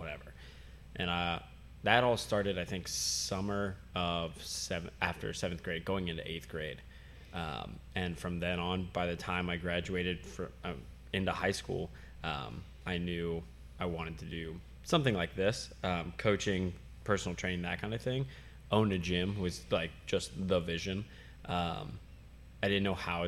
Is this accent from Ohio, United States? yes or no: yes; Blanchester, Ohio, United States; I am from Blanchester, Ohio.